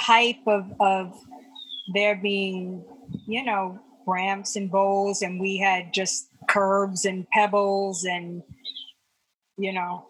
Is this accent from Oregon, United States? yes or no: no; New York, United States; I loved being a New York. I love being a New Yorker. I still love being a New Yorker.